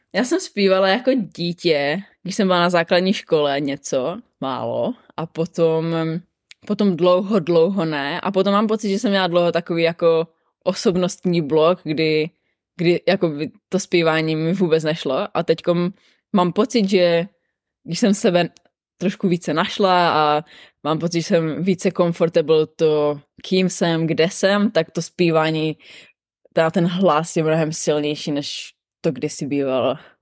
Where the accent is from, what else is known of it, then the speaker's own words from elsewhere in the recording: Czechia; moved away as an adult; now in Sydney, Australia; my Češi